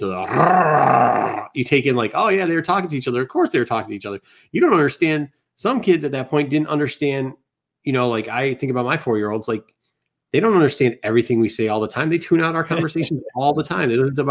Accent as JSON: {"language": "English", "region": "Midwest", "country": "United States", "tie": "born or raised there", "said": "I grew up in the Midwest, and I grew up by a big city."}